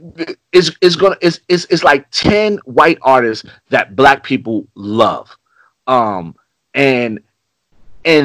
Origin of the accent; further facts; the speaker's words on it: New York City, New York, United States; moved away; I'm from Harlem. I'm not in Harlem anymore